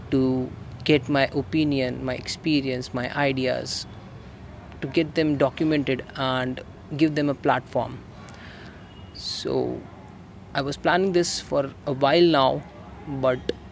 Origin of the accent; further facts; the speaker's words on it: Delhi, India; I am from Delhi, a digital marketer and a middle class teenage guy.